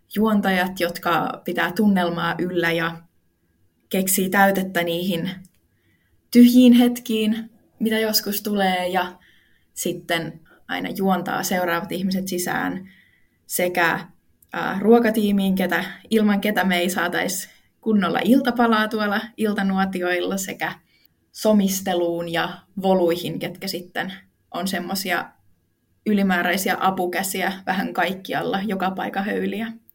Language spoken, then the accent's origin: Finnish; Ilmajoki, South Ostrobothnia, Finland; Mä tuun Ilmajoelta